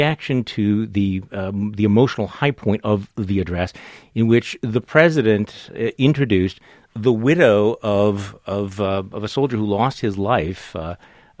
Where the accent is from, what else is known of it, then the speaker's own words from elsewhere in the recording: Wisconsin, United States; my home state of Wisconsin